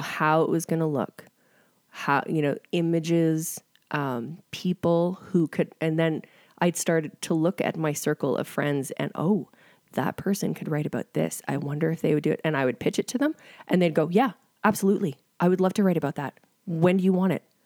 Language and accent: English; Calgary, Alberta, Canada; I am from Calgary, but I've spent the last ten years in a small town